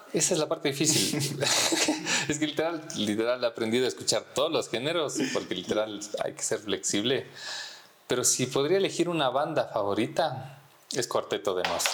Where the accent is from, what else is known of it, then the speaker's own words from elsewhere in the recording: Ibarra, Imbabura, Ecuador; moved away as an adult; now in Quito, Ecuador; crecí en Ibarra